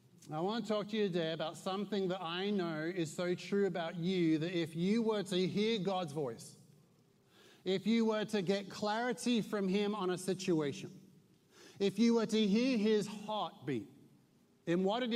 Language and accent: English; Newmarket, East of England, United Kingdom; also born or lived in Suffolk; I'm from Newmarket, Suffolk, yet I know many of you are stunned by such a statement. You're already questioning the validity of such a statement because my accent doesn't sound like I'm from Suffolk. But I lived for 21 years in Suffolk.